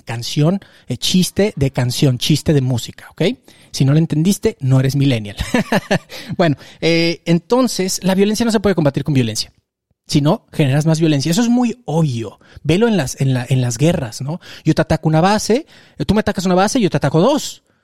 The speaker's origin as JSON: {"language": "Spanish", "country": "Mexico", "said": "como mexicanos"}